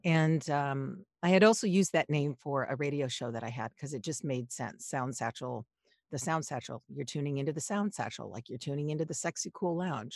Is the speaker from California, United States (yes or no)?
yes; Los Angeles, California, United States; I grew up in Los Angeles.